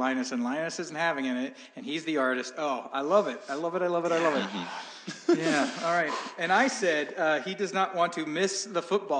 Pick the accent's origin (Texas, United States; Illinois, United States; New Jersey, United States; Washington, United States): Washington, United States; Olympia; also born or lived in San Jose; I grew up in Olympia